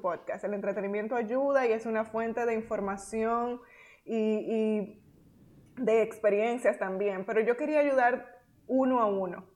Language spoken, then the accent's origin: Spanish; Dominican Republic; moved away as an adult; also born or lived in United States / Nicaragua; Nosotras somos dominicanas